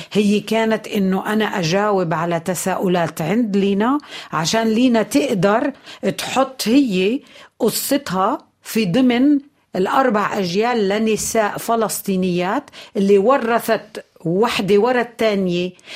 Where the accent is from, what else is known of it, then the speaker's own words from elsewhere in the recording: Palestine; عندنا بفلسطين